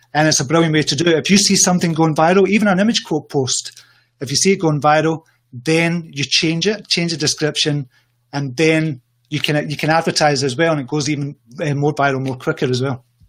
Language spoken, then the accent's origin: English; Scotland, United Kingdom; I come from Scotland.